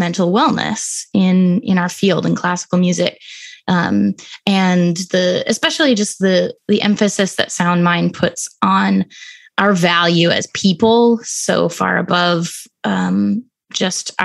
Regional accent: Salt Lake City, Utah, United States; now in Chicago, United States; I grew up in Salt Lake City, Utah

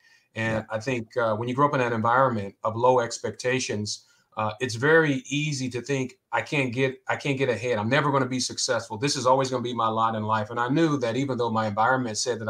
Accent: Columbus, Ohio, United States; I'm from Columbus, Ohio. I grew up on the west side.

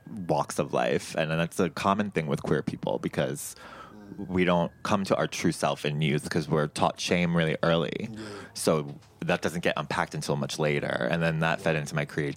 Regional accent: Long Island, New York, United States; And I grew up on Long Island, which is not New York City by any type of means

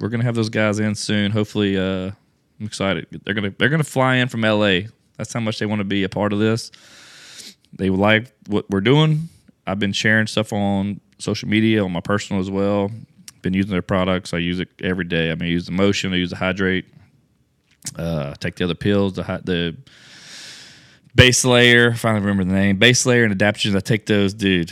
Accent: Louisiana, United States; I'm from Louisiana

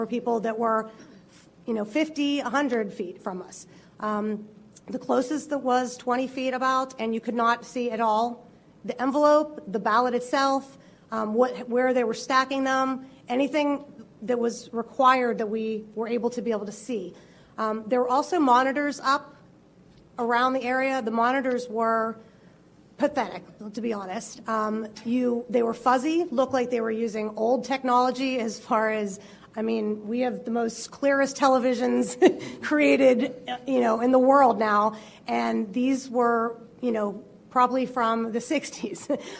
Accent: Pittsburgh, Pennsylvania, United States; I appreciate that I'm here today. Thank you all for having me here today. I'm from Pittsburgh, Pennsylvania

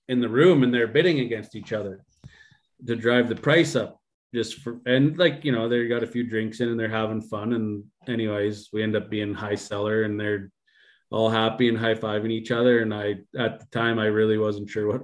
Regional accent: Bonnyville, Alberta, Canada; my hometown

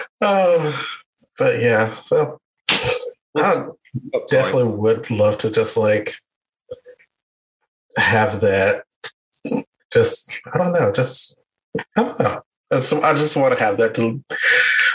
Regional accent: Meridian, Mississippi, United States; I'm from Meridian

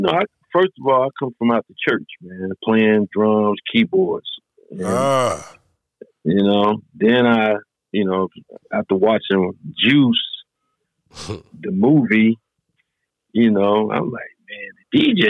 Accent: Burlington, North Carolina, United States; also born or lived in Detroit, Michigan; I was born in Detroit, Michigan, but I was raised in Burlington, North Carolina.

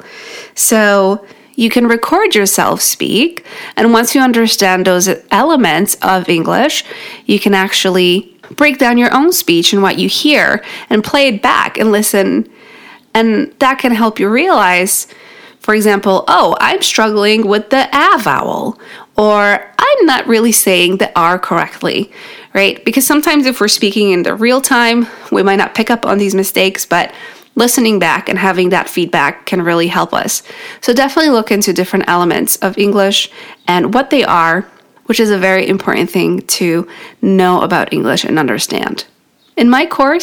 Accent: New York, United States; first language Polish; English is a second language; In New York, that's where I'm from

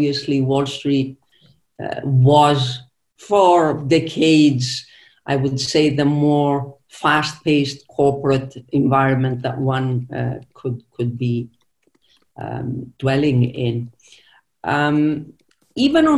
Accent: Zakynthos, Ionian Islands, Greece; English is a second language; I actually was born on the island of Zakynthos, which is part of the Ionian Islands between Greece and Italy.

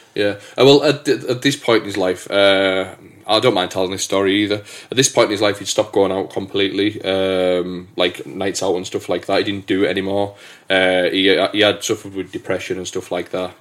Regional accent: England, United Kingdom; also born or lived in Hamilton, Scotland; I'm the Englishman

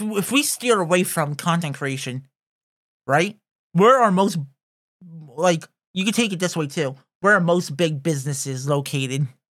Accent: United States; we're from North America

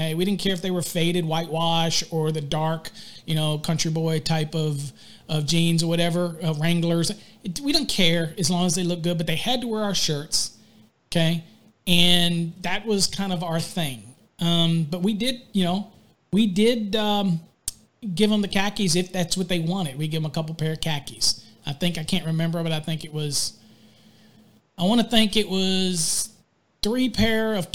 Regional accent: Virginia, United States; now in Texas, United States; I'm from Virginia, so I say drawer

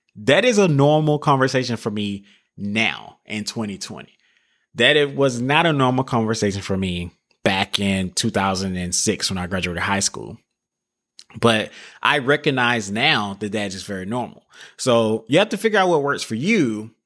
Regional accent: the South, United States; I'm from a small town, like I said earlier. I'm from the South.

